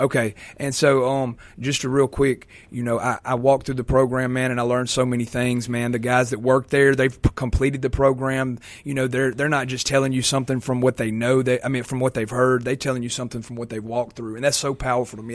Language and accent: English; Vicksburg, Mississippi, United States; I'm from Vicksburg, Mississippi